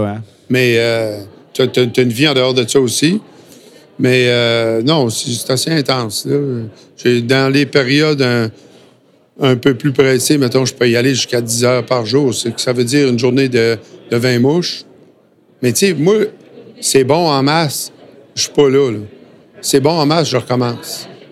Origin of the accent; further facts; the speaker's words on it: Lévis, Quebec, Canada; moved away; also born or lived in Sainte-Foy / New Brunswick; je suis natif de Lévis. OK. Euh, Sainte-Foy, après ça